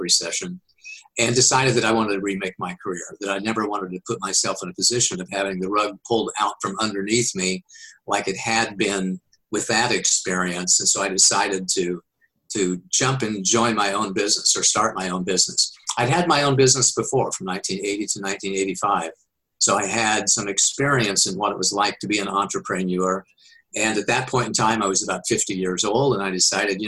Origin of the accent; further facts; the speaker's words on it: Wichita, Kansas, United States; moved away as an adult; also born or lived in Oklahoma / Missouri / Texas / Colorado; now in California, United States; I was born and raised in Kansas